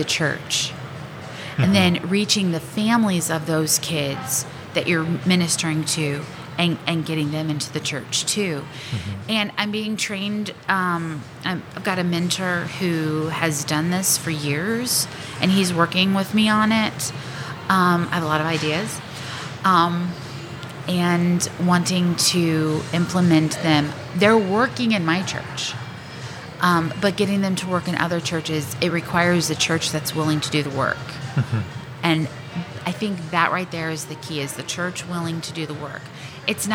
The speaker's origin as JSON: {"language": "English", "area": "Glasgow", "region": "Missouri", "country": "United States", "tie": "born or raised there", "said": "So I grew up in Glasgow"}